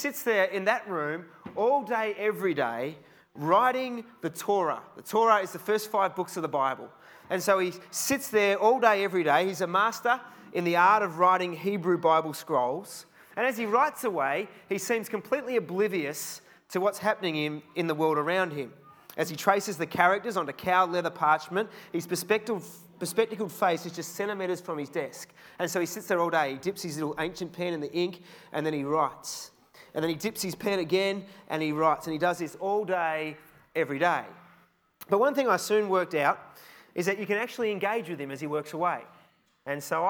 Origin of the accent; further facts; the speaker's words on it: Australia; I'm from Australia